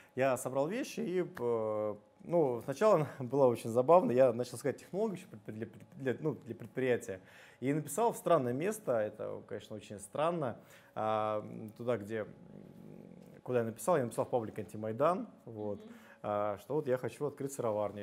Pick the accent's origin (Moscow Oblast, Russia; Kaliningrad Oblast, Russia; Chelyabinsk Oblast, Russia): Moscow Oblast, Russia; Putilkovo; родился в Подмосковье, в поселке Путилково, там была деревня, потом поселок, а, Ходил, ходил в сельскую школу